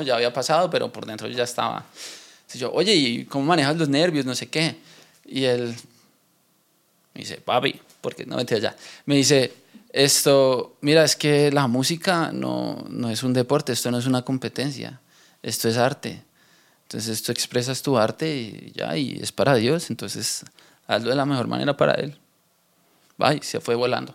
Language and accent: Spanish; Bogotá, Colombia; nosotros en Bogotá tenemos un acento particular